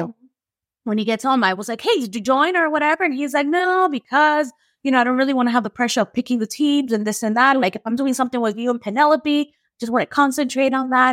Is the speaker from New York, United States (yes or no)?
yes; New York, United States; I'm from New York